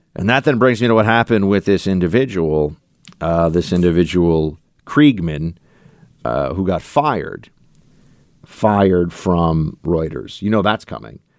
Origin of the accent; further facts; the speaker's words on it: United States; as an American